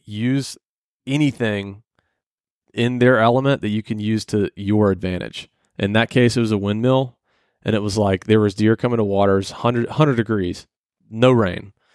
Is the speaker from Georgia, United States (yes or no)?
yes; Atlanta, Georgia, United States; I grew up in Atlanta. It's where I was born